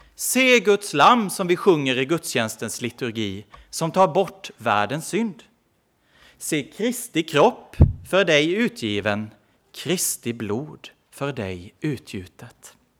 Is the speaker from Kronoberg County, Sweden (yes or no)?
yes; Växjö, Kronoberg County, Sweden; Nu är jag inte i Växjö just, där jag kommer ifrån, men ganska nära.